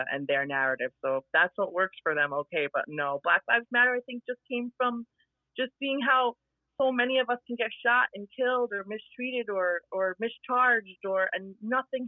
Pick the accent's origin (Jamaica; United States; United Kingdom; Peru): Jamaica; I'm Jamaican.